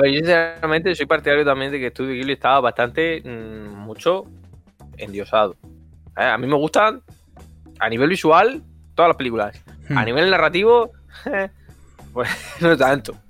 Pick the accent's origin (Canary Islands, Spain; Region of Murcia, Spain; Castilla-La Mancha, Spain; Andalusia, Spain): Region of Murcia, Spain; near Murcia; cerca de mi pueblo